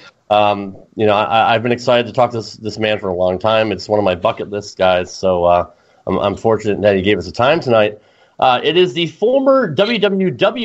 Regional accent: Connecticut, United States; I grew up in the Northeast. I grew up in Connecticut.

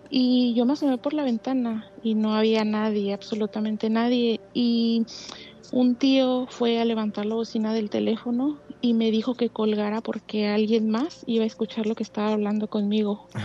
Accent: Cuernavaca, Morelos, Mexico; now in United States; De Cuernavaca, Morelos.

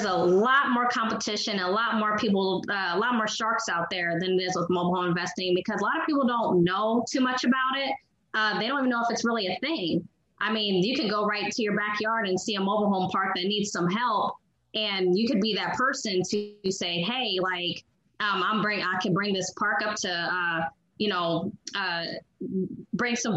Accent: Columbus, Ohio, United States; I'm from Columbus

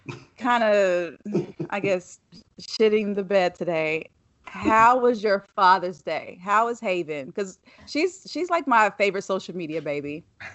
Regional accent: Chapel Hill, North Carolina, United States; I'm from North Carolina. I was born in Chapel Hill.

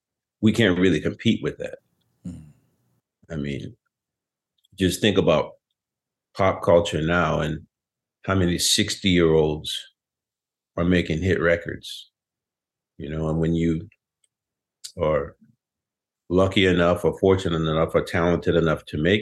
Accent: New Orleans, Louisiana, United States; also born or lived in Breaux Bridge, Louisiana; growing up in New Orleans

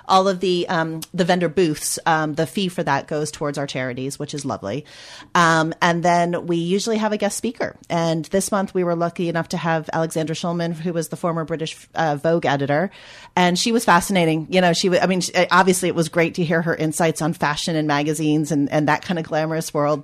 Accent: United States; moved away as an adult; now in United Kingdom; as an American coming over

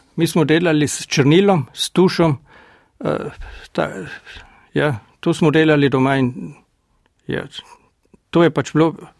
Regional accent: Dule, Carinthia, Austria; accent: Gail Valley dialect; moved away as an adult; now in Klagenfurt, Austria; Doma sem v Dulah, v Zilski dolini, to je par kilometrov pred eh, mestecem Šmohor. In tam sem tudi doraščal

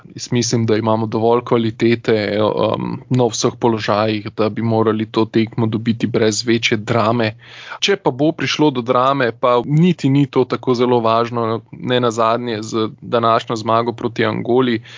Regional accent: Slovenia

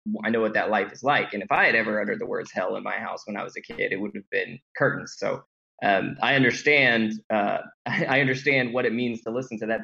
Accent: Houston, Texas, United States; I'm from Houston

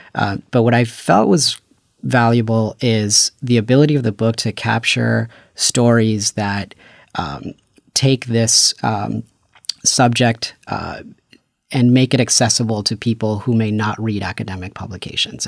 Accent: Paramount, California, United States; I grew up in Los Angeles. I'm from the city of Paramount

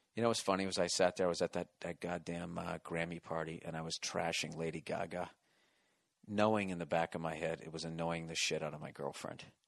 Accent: East Coast, United States; accent: East Coast; you would guess that I was from the East Coast

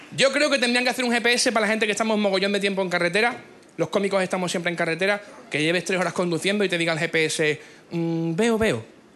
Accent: Cádiz, Andalusia, Spain; Yo nací en Cádiz.

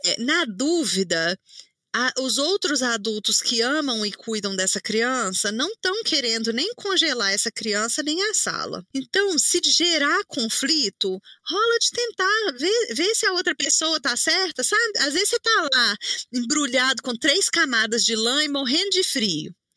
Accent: Belo Horizonte, Minas Gerais, Brazil; eu sou de Minas, né? Belo Horizonte

